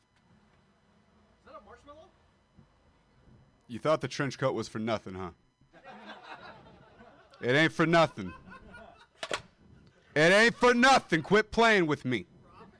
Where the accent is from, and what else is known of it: Modesto, California, United States; moved away as an adult